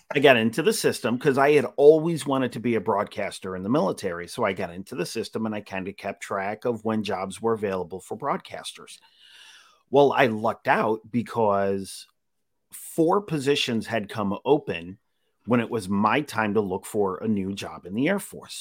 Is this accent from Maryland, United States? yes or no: no; Utica, New York, United States; moved away; I'm originally from Utica